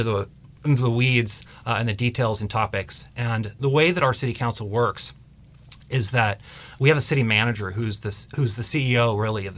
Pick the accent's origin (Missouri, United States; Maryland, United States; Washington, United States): Washington, United States; Mercer Island; I grew up on Mercer Island, and I have an extensive connection to people on Mercer Island